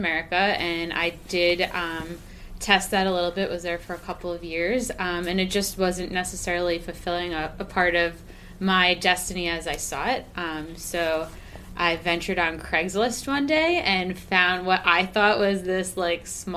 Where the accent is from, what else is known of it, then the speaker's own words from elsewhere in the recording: Long Island, New York, United States; I grew up on Long Island